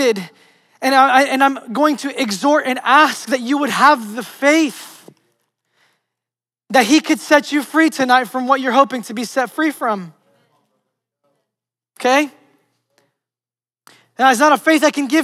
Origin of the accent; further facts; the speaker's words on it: New York City, New York, United States; moved away as an adult; now in Florida, United States; just my favorite places in Manhattan and Brooklyn, just the places that I grew up